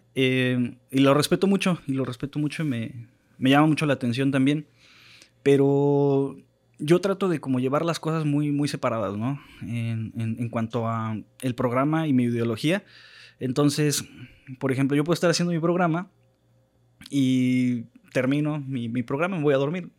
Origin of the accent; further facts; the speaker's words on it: Mexico; como mexicanos